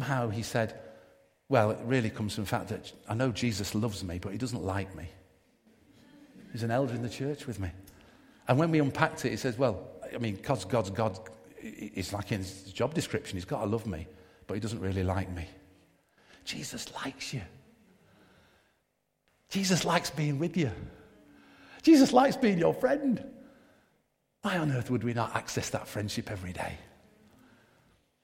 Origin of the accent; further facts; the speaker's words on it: Manchester, North West England, United Kingdom; I grew up in Manchester, very multiracial, multi-ethnic background